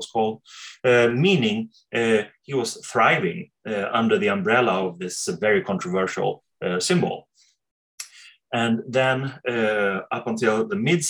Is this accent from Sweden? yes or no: yes; Sweden; I come from Sweden